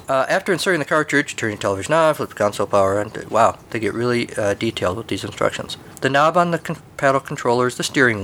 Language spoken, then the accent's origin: English; United States; I'm an American